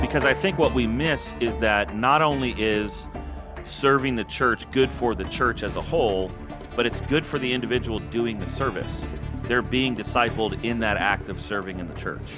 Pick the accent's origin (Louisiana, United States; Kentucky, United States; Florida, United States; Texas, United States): Florida, United States; also born or lived in Illinois / California; now in Baltimore, United States; I moved to Florida in fourth grade, so really I'm a Florida kid